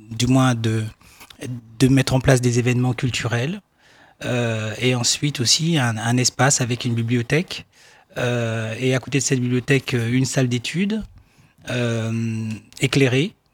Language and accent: French; Aouniansou, Lacs District, Côte d’Ivoire; Voilà, donc je suis euh, d'Aouniansou. Aouniansou, c'est euh, une des 73 euh, localités que compose la ville de Dimokro, qui est au centre de la Côte d'Ivoire.